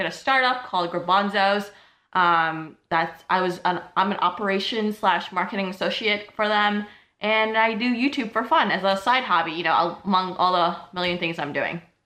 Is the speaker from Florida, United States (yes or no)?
no; New York City, New York, United States; moved away as an adult; now in Ithaca, United States; I'm from Brooklyn, New York.